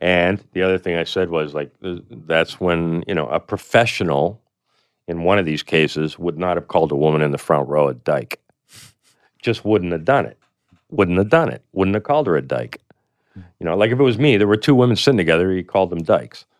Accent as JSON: {"language": "English", "country": "Canada", "said": "I come from Canada"}